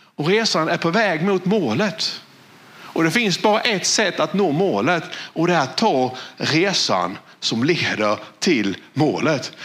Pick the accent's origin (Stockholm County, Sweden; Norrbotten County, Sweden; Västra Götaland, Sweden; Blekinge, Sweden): Blekinge, Sweden; Valje; jag är född i Valje. Och det är ju ett av de minsta samhällena i världen.